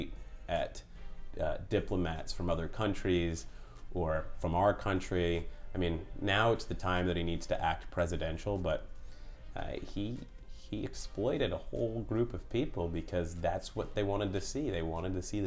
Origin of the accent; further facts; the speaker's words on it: Pennsylvania, United States; now in Long Beach, United States; I grew up in Pennsylvania in the mountains